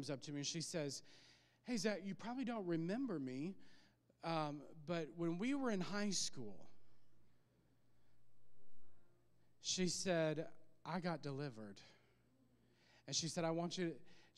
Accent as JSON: {"language": "English", "region": "Illinois", "country": "United States", "tie": "born or raised there", "moved": "yes", "said": "we were back in my hometown preaching in Illinois"}